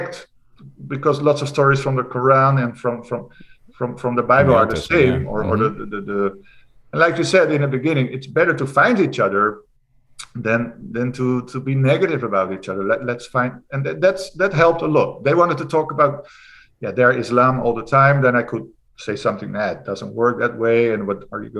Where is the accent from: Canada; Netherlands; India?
Netherlands; I'm from the Netherlands.